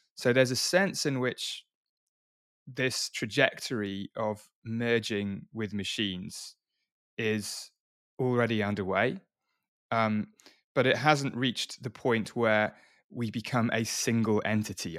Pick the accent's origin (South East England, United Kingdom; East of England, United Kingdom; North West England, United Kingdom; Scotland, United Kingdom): South East England, United Kingdom; Oxford; I wasn't born in London. I was born in Oxford.